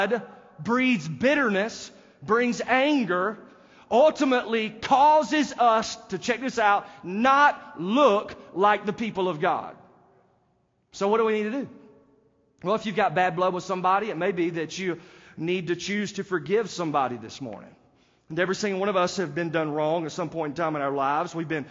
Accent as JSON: {"language": "English", "country": "United States", "said": "they know that I'm not from there because I am an American"}